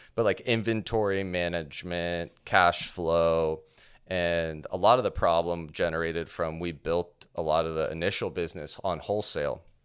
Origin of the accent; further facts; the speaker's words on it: Orlando, Florida, United States; I grew up here in Orlando